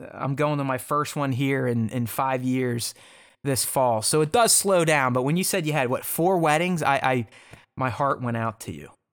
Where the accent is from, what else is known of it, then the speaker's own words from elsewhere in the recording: United States; being an American